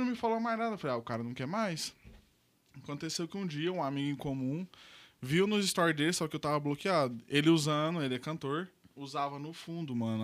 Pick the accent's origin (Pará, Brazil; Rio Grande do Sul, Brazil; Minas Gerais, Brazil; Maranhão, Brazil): Minas Gerais, Brazil; Uberlândia; Sou daqui de Uberlândia mesmo, nasci aqui